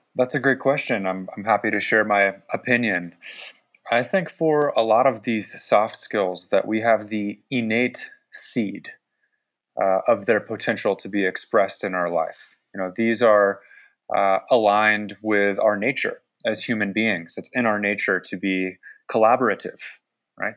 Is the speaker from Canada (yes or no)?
no; San Francisco Bay Area, California, United States; I grew up in the San Francisco Bay Area